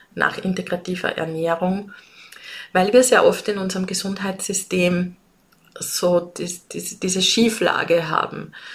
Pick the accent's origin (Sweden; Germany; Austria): Austria; accent: Austrian dialect; wie du es vielleicht an meinem Dialekt hörst. Ich komme aus Österreich. Ich lebe und arbeite in Wien